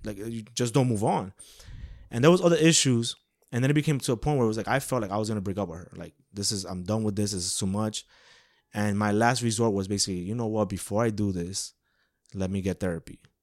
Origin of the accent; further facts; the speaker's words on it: New York City, New York, United States; born and raised in Woodside, Queens, New York